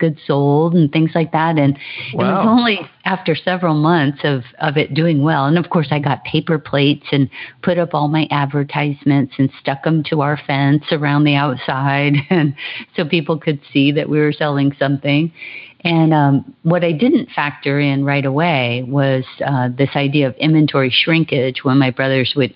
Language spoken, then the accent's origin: English; Hawaii, United States; I was born and raised in Hawaii, and I'm the last of 10 children. So I grew up on the beach